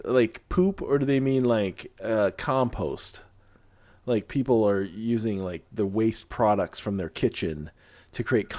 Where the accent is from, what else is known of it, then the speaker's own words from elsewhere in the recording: Philippines; Hey, I'm Filipino. I'm down for a pet cook-off.